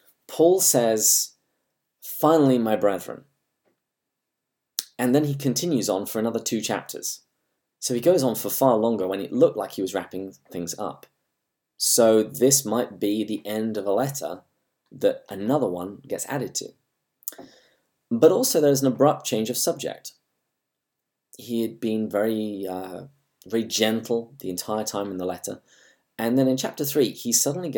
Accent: England, United Kingdom; accent: English; my English accent

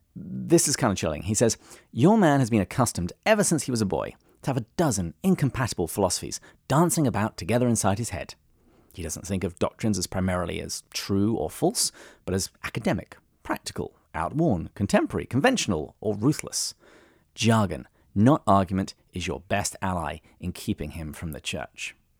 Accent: England, United Kingdom; When I was growing up in England

